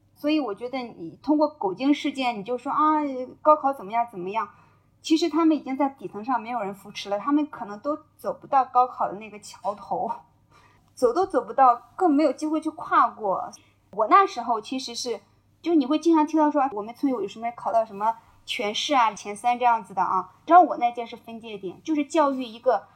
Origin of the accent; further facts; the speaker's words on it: Shandong, China; 因为我也是山东人